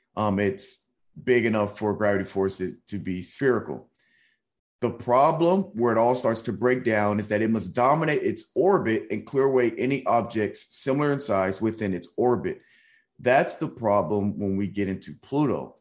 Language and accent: English; Nashville, Tennessee, United States; now in San Antonio, United States; I live in San Antonio and I'm from Nashville